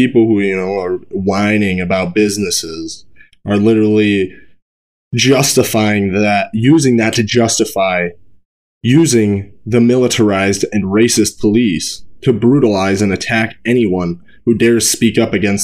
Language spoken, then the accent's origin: English; Brookings, South Dakota, United States; in my hometown where I'm at in Brookings